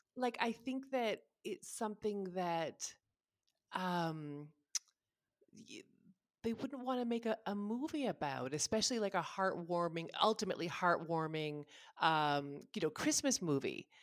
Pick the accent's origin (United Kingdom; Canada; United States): Canada; also born or lived in Ottawa; we're just Canadian